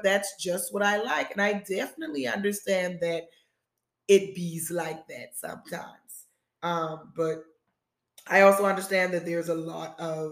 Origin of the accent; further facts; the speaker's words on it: South Carolina, United States; moved away as an adult; also born or lived in Charlotte, North Carolina; being born and raised in South Carolina